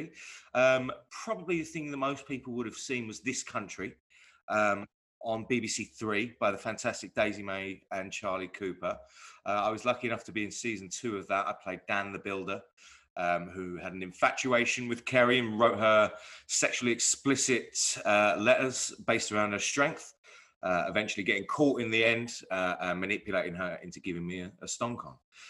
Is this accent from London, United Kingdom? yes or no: yes; London, United Kingdom; now in Herne Hill, London, United Kingdom; I'm from East London originally.